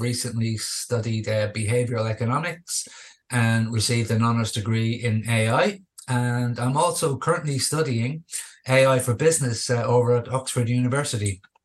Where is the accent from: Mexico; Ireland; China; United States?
Ireland; Dublin, Leinster; moved away as an adult; also born or lived in Australia; I returned um, back home to here to my hometown uh, of Dublin.